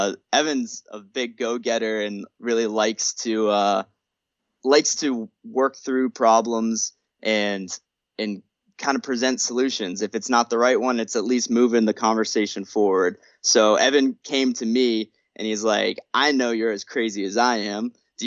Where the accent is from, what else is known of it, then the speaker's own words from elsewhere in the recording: New England, United States; I'm doing great here in Portland, Maine. I love Maine. I'm from New England originally.